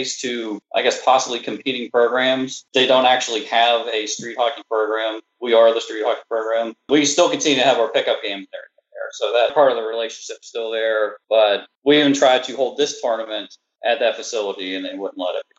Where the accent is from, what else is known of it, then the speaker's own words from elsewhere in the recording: Western Pennsylvania, United States; moved away; I'm from Western Pennsylvania. It's pop there. It's soda down here.